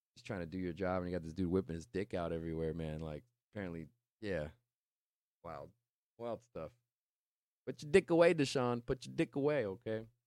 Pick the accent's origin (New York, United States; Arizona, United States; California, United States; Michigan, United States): California, United States; Stockton; also from my hometown of Stockton, California